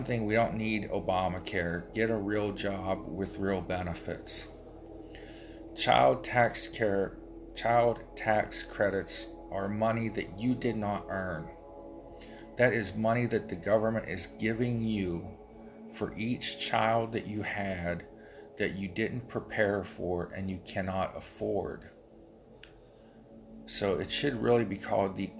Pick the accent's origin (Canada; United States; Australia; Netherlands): United States; Appalachia and the Rust Belt; I'm from Appalachia and the Rust Belt, so my area's got a double whammy against it